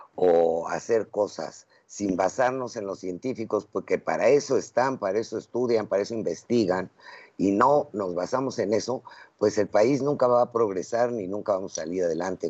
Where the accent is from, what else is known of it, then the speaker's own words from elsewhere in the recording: Mexico; somos mexicanos y aquí vamos a vivir siempre